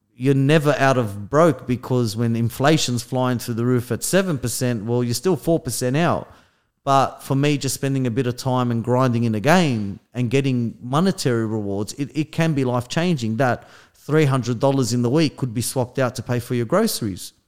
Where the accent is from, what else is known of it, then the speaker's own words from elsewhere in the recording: Australia; we're from Australia